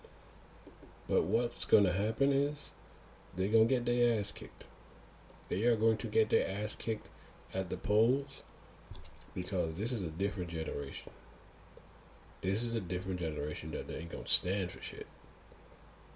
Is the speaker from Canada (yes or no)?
no; U.S. Virgin Islands; I am from the Virgin Islands